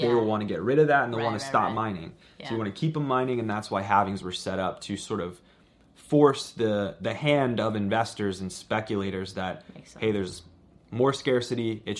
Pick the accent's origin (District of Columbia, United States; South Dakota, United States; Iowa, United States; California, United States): District of Columbia, United States; Washington; I don't live in Canada. I'm from Washington, D.C.